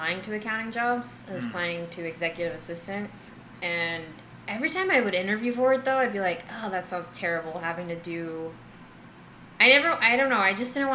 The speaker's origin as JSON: {"language": "English", "region": "Arizona", "country": "United States", "tie": "born or raised there", "moved": "yes", "said": "it was just all people from my very small hometown. And most of the people from my hometown kind of, like, just not necessarily stayed in the hometown, but stayed in Arizona"}